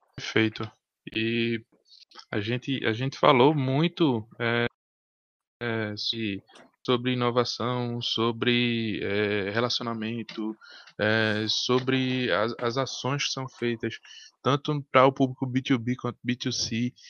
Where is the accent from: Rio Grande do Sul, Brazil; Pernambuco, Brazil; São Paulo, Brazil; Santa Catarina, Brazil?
Pernambuco, Brazil; Recife; Nós somos de Recife.